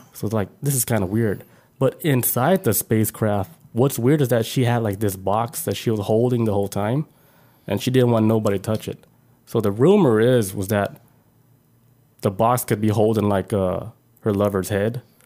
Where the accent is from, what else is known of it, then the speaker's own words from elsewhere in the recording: United States; I was born in America